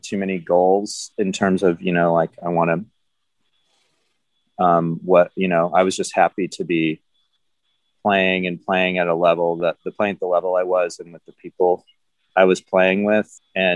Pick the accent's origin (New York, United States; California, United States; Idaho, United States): California, United States; Los Angeles; I grew up in Los Angeles